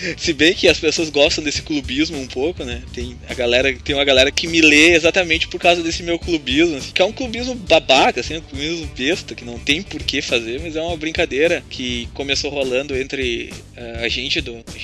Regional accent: Rio Grande do Sul, Brazil; eu sou do Rio Grande do Sul

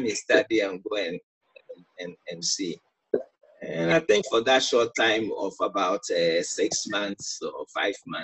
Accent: Eastern Region, Ghana; also born or lived in Accra, Ghana; I'm from the Eastern region as well

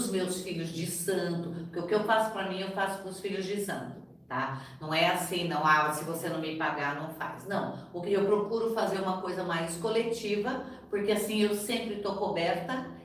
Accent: Brazil; born there; porque eu nasci no Brasil, tá?

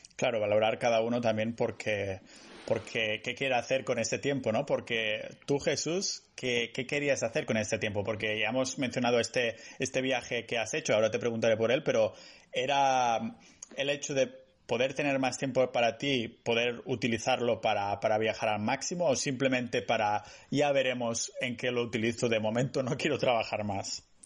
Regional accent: Spain; now in Estonia; los que somos de España como que echamos de menos el sol, ¿no? Yo aquí en Estonia

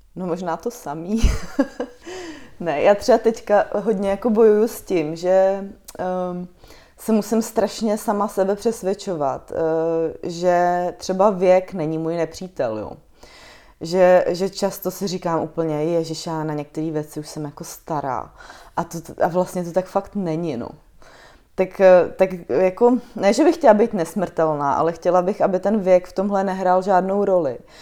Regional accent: Chrudim, Pardubice Region, Czechia; now in Prague, Czechia; já pocházím z Chruděmi, což menší město je

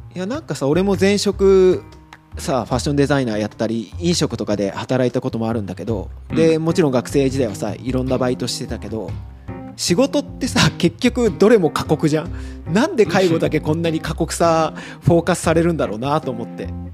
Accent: Tagawa, Fukuoka, Japan; moved away as an adult; also born or lived in Tokyo / Italy; 僕あの福岡県田川市出身なんですけど

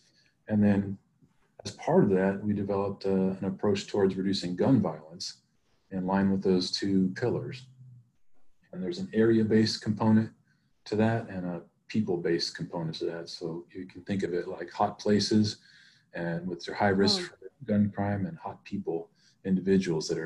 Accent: Stockton, California, United States; I'm from Stockton and I care about this community

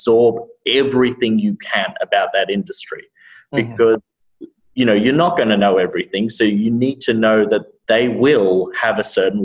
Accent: Sydney, New South Wales, Australia; moved away as an adult; also born or lived in Vietnam / Thailand; now in United States; I was born and raised in Sydney. Moved to America 3.5 years ago.

